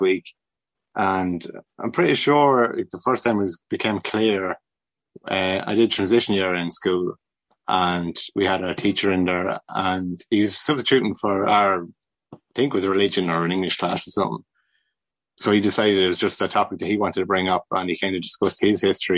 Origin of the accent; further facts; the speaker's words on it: Rochfortbridge, Westmeath, Ireland; also born or lived in Kinnegad / Milltownpass / Athlone; I was pretty much born and raised in Rochabridge